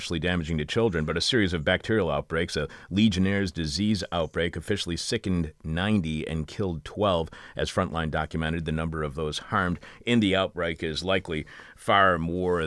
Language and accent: English; Eastpointe, Michigan, United States; moved away; also born or lived in Detroit; I was born in Detroit. I lived in, was raised in East Detroit and lived in Michigan for 25 years